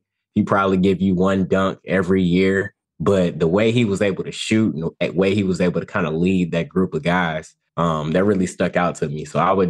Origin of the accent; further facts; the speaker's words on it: Saginaw, Michigan, United States; I was raised in Saginaw, Michigan.